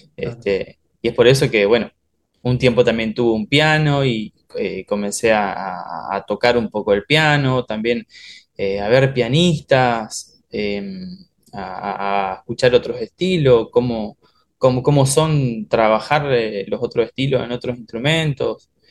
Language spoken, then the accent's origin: Spanish; Oberá, Misiones, Argentina; now in Buenos Aires, Argentina